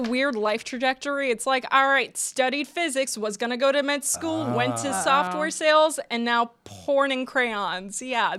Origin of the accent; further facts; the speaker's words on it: New Jersey, United States; accent: Polish; New Jersey. Like born and raised. Yeah, but if you're hearing an accent, it's Polish.